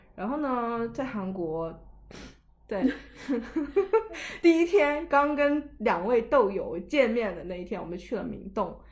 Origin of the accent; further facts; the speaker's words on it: China; 我来自China